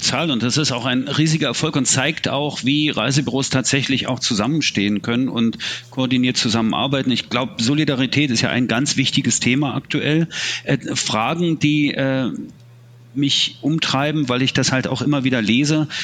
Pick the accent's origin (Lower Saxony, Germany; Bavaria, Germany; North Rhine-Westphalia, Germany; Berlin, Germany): Berlin, Germany; ich bin hier in Ostberlin aufgewachsen, habe den Mauerfall erlebt äh, in, am Ende meiner Jugend sozusagen